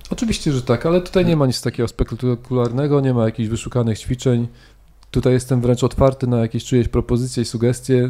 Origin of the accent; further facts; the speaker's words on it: Szczytno, Warmian-Masurian Voivodeship, Poland; moved away as an adult; na malowniczej, malowniczej krainie, która się nazywa Mazury, w mieście Szczytno.